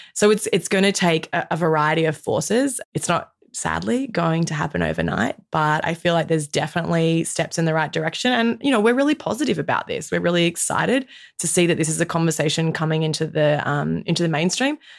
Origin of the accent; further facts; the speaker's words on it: Australia; as an Australian woman, in my mid 30s